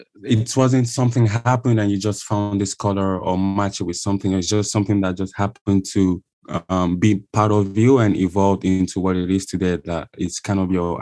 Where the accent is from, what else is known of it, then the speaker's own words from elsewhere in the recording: Lagos, Nigeria; moved away; also born or lived in Europe; I grew up in Lagos myself